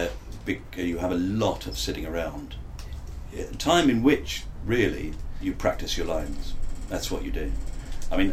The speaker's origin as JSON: {"language": "English", "region": "London", "country": "United Kingdom", "accent": "Cockney", "said": "I come from Bermondsey, that's where I come from"}